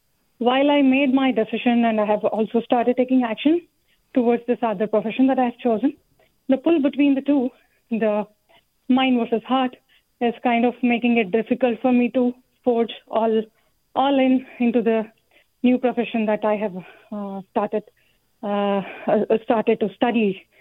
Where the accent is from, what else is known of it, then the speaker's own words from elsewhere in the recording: California, United States; I am from Bay Area.